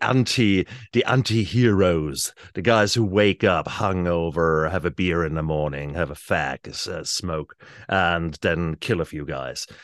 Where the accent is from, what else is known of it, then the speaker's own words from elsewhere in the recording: Germany; now in New Zealand; I was born in Germany in the sixties.